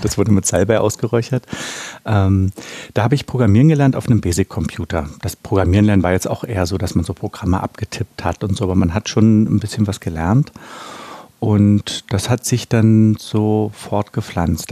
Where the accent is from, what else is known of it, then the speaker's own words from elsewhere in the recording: Berlin, Germany; Ich bin ja in der DDR aufgewachsen